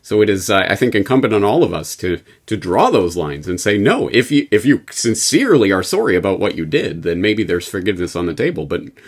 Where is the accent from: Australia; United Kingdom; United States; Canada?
Canada; But for me, as a Canadian, I think you know what I'm going to pick as the story of the year.